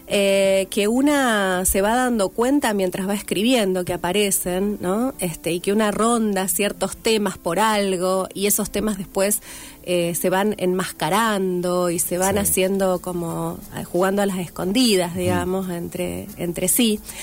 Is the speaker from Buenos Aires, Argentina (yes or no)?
no; Rafaela, Santa Fe, Argentina; moved away as an adult; also born or lived in Córdoba; now in Rosario, Argentina; Soy de Rafaela, nací en Rafaela, viví en varios lugares